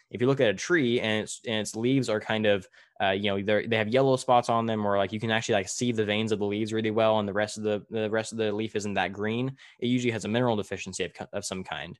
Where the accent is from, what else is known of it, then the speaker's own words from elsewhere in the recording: Tulare, California, United States; in my hometown of Tulare, which is about an hour south of where I'm at right now, in smack dab middle of California